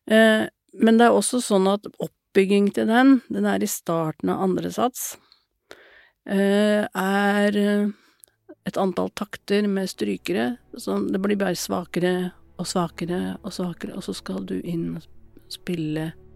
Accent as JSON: {"language": "Norwegian", "town": "Lillehammer", "region": "Innlandet", "country": "Norway", "tie": "born or raised there", "moved": "as an adult", "lives_now": "Oslo, Norway", "said": "Jeg kommer opprinnelig fra Lillehammer, men flytta derfra da jeg var 19 år."}